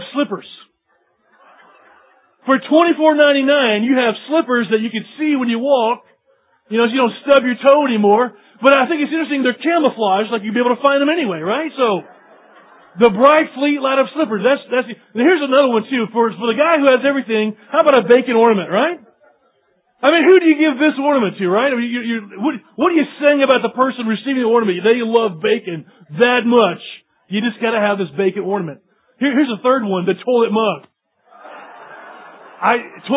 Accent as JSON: {"language": "English", "region": "East Tennessee", "country": "United States", "said": "I'm from East Tennessee."}